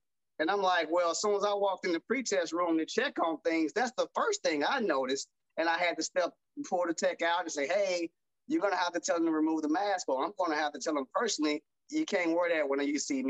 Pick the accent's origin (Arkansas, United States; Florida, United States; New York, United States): Arkansas, United States; I'm from the South, I'm from Arkansas, so it's Southern in the South.